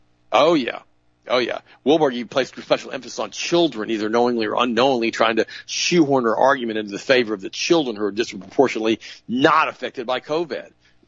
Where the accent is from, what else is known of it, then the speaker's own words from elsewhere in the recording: New Jersey, United States; My home state, New Jersey, is the fourth.